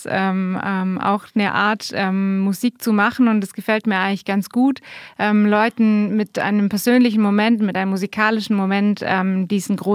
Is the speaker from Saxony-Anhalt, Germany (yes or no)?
no; Bavaria, Germany; äh, aus Bayern aber war fast zwei Jahre in Hamburg und da habe ich mir von dem Hochdeutschen ein bisschen was abgeguckt.